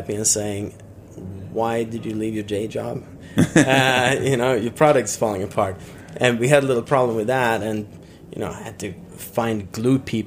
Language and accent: English; Sweden; also born or lived in Brooklyn, United States; now in United States; I'm from Sweden originally